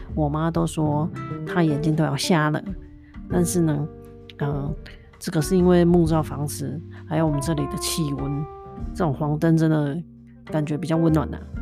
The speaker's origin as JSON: {"language": "Chinese", "region": "southern Taiwan", "country": "Taiwan", "tie": "born or raised there", "moved": "yes", "lives_now": "North America", "said": "其实小时候我在台湾南部长大，那南部就是比较温暖嘛"}